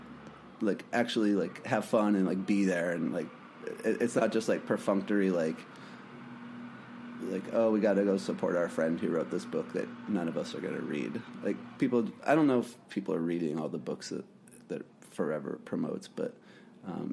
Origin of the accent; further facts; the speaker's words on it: New Mexico, United States; now in Brooklyn, United States; I'm in my apartment in Brooklyn right now. I'm from New Mexico